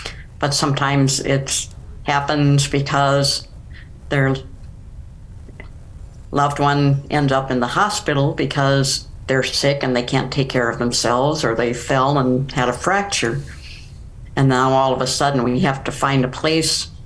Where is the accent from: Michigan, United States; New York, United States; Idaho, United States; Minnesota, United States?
Minnesota, United States; moved away as an adult; also born or lived in St. Louis, Missouri / Sioux Falls, South Dakota; now in Rapid City, United States; I grew up in Minnesota